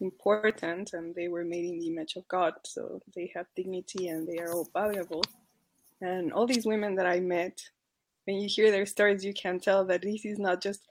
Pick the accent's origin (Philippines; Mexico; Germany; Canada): Mexico; accent: Mexican; my Mexican accent